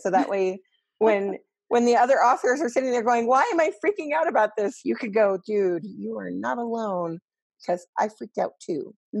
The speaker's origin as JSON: {"language": "English", "region": "Colorado", "country": "United States", "said": "And then the altitude is because we're all from Colorado."}